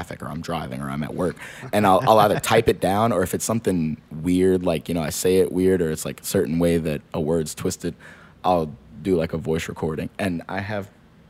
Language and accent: English; New Orleans, Louisiana, United States; also born or lived in Texas; I grew up in Gentilly, right off of what was it, Fillmore and Elysian Fields